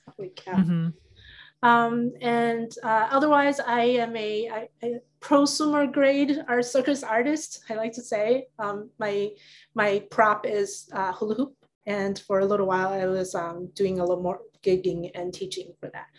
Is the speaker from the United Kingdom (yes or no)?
no; Taipei, Taiwan; moved away; I grew up in Taiwan, and I lived in Taipei, which is the capital city